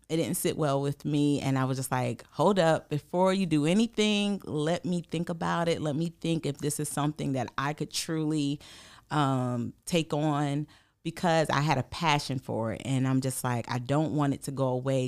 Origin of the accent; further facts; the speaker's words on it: St. Matthews, South Carolina, United States; moved away as an adult; also born or lived in Rock Hill, South Carolina; now in Columbia, United States; I'm originally from Saint Matthew, so that's about forty minutes away from here